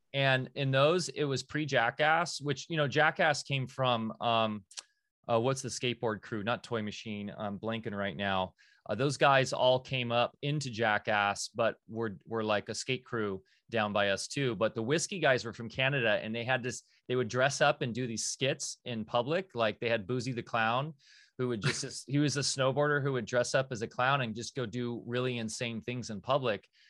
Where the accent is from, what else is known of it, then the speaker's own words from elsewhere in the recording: Orange County, California, United States; Growing up in Orange County